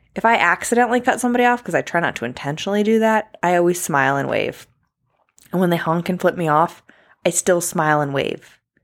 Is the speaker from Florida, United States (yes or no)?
no; New York, United States; I'm from New York